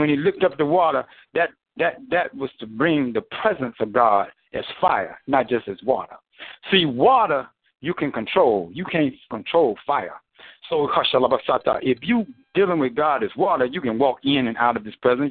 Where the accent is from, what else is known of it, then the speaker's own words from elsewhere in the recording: United States; I was born I was born black in America